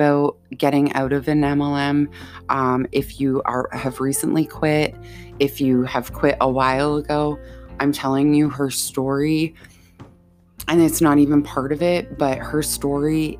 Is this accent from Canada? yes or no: yes; Canada; also born or lived in Ontario (lives near Toronto); I'm Canadian. I live in Ontario